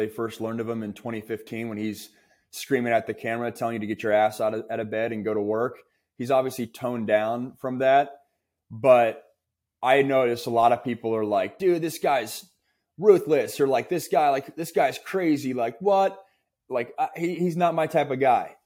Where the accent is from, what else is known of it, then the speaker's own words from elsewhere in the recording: West Coast, United States; for me, a West Coast kid